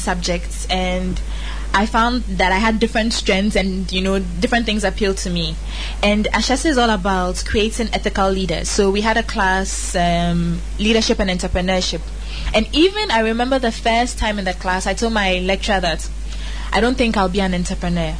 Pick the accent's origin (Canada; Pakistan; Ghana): Ghana; I'm a Ghanaian woman, something that I'm very proud